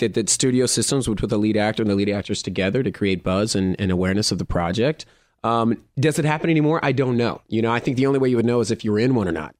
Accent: Oklahoma, United States; moved away as an adult; also born or lived in Texas / Los Angeles; I was born in Texas, grew up in Oklahoma

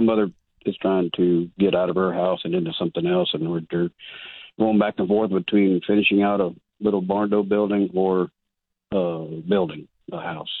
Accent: Durden, Texas, United States; moved away; I'm from Durden originally.

